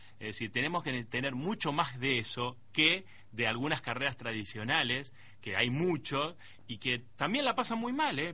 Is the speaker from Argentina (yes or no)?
yes; Argentina; nosotros como argentinos